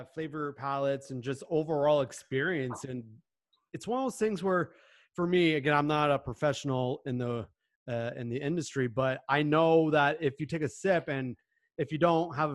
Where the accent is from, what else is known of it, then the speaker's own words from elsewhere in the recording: Toronto, Ontario, Canada; I'm born and raised GTA